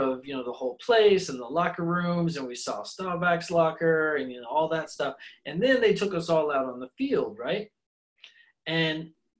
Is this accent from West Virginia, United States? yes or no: no; Dallas, Texas, United States; I'm from Dallas.